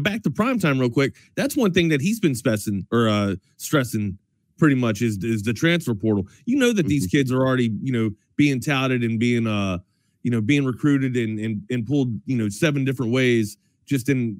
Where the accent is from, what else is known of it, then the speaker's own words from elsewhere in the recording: Brunswick, Maryland, United States; I come from a town called Brunswick, right? It's a suburb of Baltimore